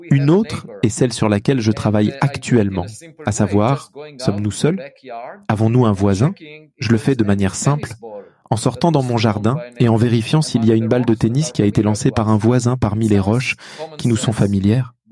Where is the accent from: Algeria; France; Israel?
Israel; moved away as an adult; also born or lived in Princeton; j'ai grandi en Israël